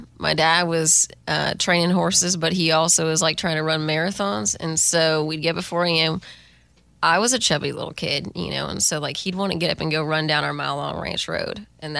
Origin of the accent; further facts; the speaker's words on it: Texas, United States; Texas is my foundation, you know. I'm also just, I feel like, one of those proud Texans, as any Texan is. But even just, like, growing up on the ranch or playing triple fiddles in a Western swing band across Texas